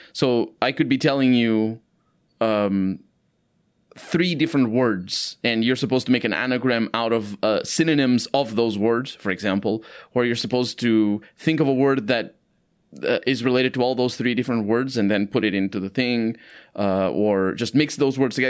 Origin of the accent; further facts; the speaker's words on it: Portugal; English is a second language; here in Portugal